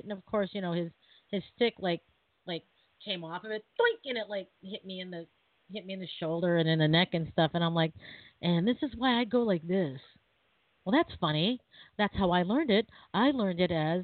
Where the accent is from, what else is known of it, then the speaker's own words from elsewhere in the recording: Seattle, Washington, United States; I'm from Seattle